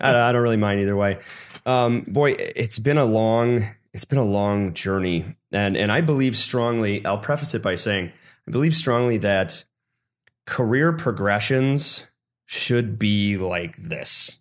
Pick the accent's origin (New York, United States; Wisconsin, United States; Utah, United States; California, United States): Wisconsin, United States; Sun Prairie; moved away; I grew up in the Madison, Wisconsin area, Sun Prairie